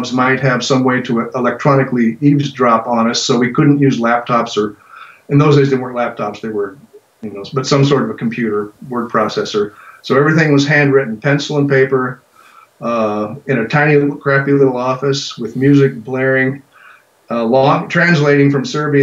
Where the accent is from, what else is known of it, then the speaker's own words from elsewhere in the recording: American Southwest, United States; I grew up in the American Southwest, in the late 60s and 70s